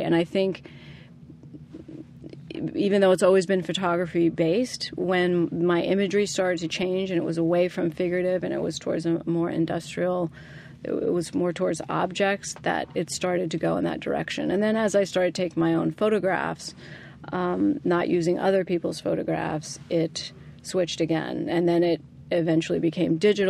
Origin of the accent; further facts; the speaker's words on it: New Jersey, United States; I grew up in New Jersey